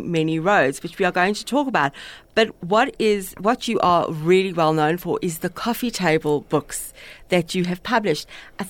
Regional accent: England, United Kingdom; I mean, I am English, but I don't know.

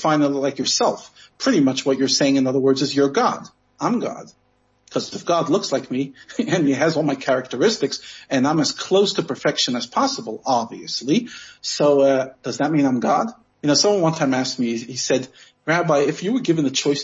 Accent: United States; I'm American

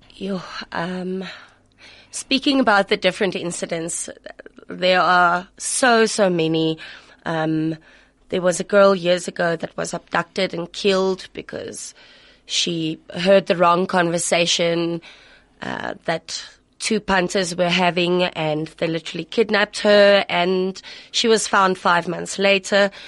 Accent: Pretoria, Gauteng, South Africa; in Pretoria. And this is my hometown

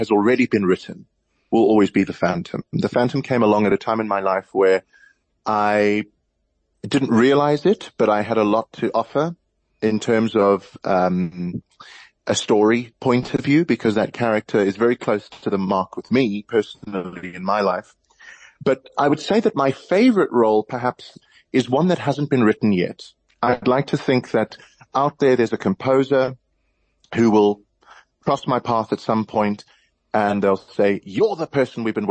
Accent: South Africa; being a South African with a Tony Award

